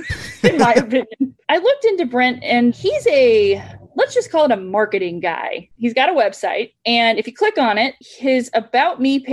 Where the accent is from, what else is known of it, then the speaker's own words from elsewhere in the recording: Florida, United States; also born or lived in New York City, United States; I grew up outside Tampa, Florida.